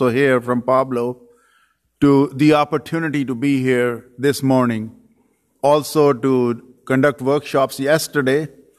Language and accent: English; Pakistan; moved away as an adult; also born or lived in Saudi Arabia / Dearborn, Michigan; now in United States; I was born and raised in Pakistan